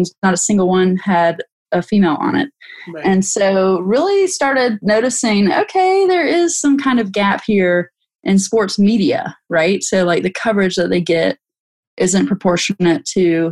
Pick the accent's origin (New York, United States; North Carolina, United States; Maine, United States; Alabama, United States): North Carolina, United States; Growing up in North Carolina